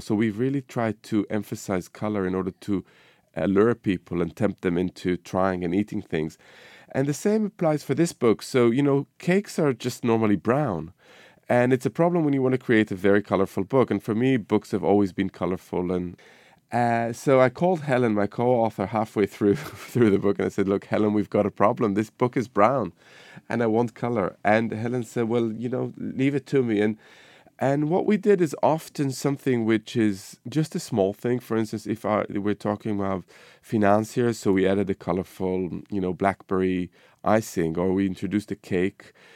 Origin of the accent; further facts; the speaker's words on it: Israel; moved away; my cooking over the years has been influenced by my childhood, growing up in the Middle East, you know, in Israel